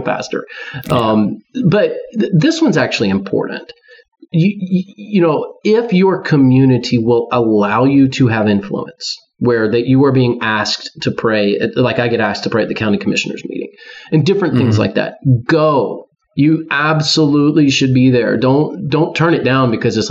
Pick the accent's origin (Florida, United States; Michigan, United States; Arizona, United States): Florida, United States; St. Petersburg; moved away; when I grew up my childhood in St. Petersburg, Florida